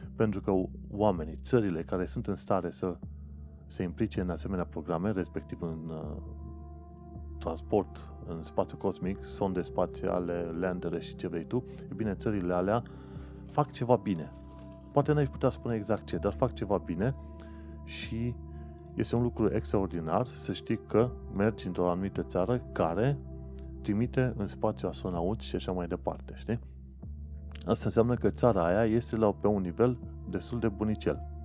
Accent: Brașov area, Brașov County, Romania; moved away as an adult; now in United Kingdom; ca român venit, de exemplu, din zona Brașovului

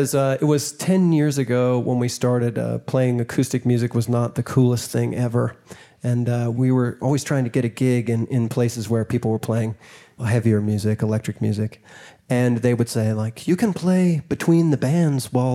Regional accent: Marlboro, Vermont, United States; moved away; I grew up in Marlboro, Vermont.

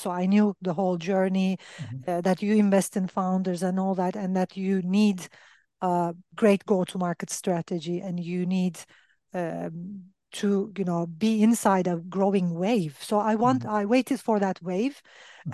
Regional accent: Turkey; I'm from Turkey

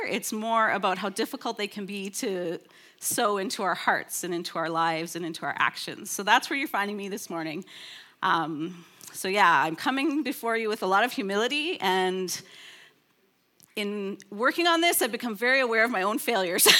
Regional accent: Canada; I'm from Canada

